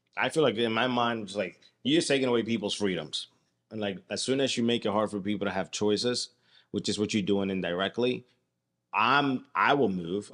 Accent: United States; I'm an American and I live here

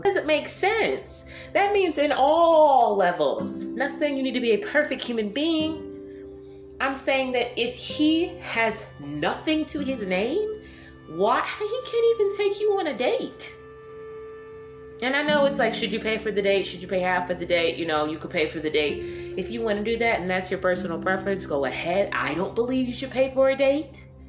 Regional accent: Detroit, Michigan, United States; I was raised in Detroit

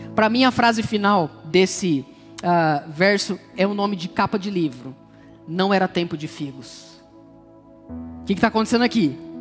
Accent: Brazil; eu cresci no Jardim Novo Mundo, aqui no Palmares, na região

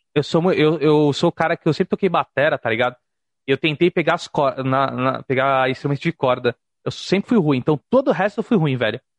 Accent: Santos, São Paulo, Brazil; na minha cidade, sou de Santos

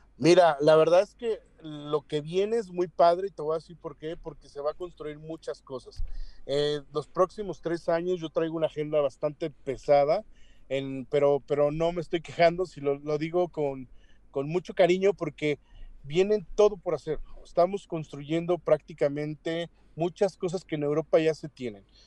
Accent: Mexico

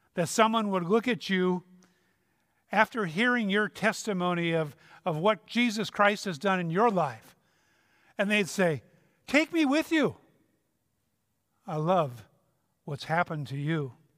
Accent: Minnesota, United States; I'm from Minnesota

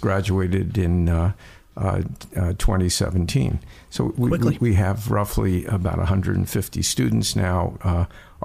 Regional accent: Philadelphia, Pennsylvania, United States; now in New York, United States; I was born in Philadelphia

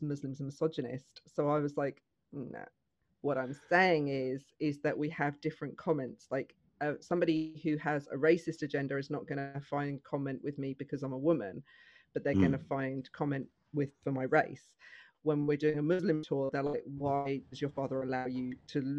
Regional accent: United Kingdom; now in Milton Keynes, United Kingdom; growing up in the UK

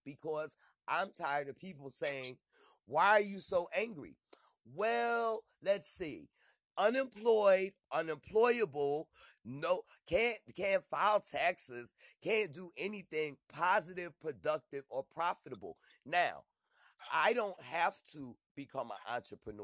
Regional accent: Philadelphia, Pennsylvania, United States; I'm from Philly.

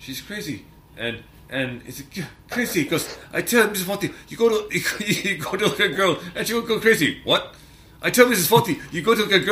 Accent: Canada; I'm Canadian

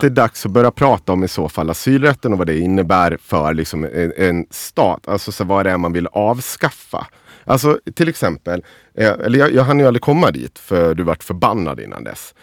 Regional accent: Avesta, Dalarna County, Sweden; vi säger Avesta där jag kommer ifrån

